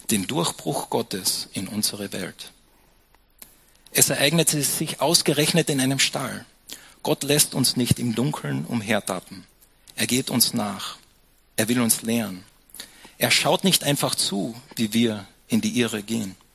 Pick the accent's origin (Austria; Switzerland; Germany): Austria; Und dann später probierst du noch ein bisschen Almdudler, weil wir sind ja Österreicher, gell?